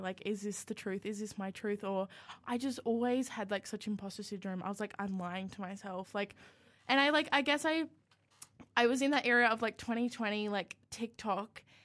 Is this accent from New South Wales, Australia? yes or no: yes; Yamba, New South Wales, Australia; now in Canberra, Australia; I live about an hour south of Byron Bay, which makes people think that I'm, like, rich cool, but I actually live on property, and it's, like, in a little beachy town called Yambo